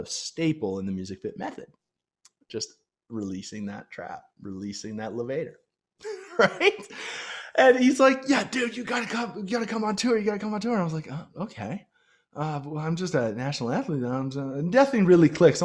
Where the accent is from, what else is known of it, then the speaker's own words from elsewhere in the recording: Canada; I'm a Canadian, I'm friendly, and I'm fit